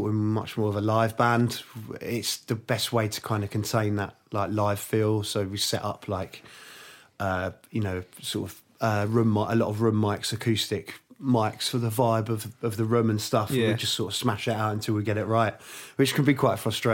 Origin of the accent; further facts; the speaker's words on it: Twickenham, London, United Kingdom; also born or lived in Hammersmith / Barnes / Kingston; I was born in Hammersmith. I lived in Barnes till I was about six, and I moved to Twickenham.